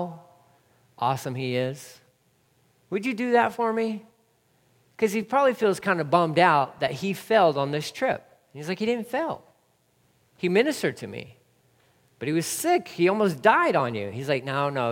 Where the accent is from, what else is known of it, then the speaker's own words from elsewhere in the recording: Texas, United States; also born or lived in California; I am a Texan, born and raised